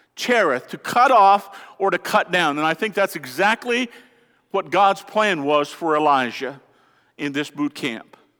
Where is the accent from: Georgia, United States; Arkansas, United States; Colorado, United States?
Colorado, United States; I'm from Colorado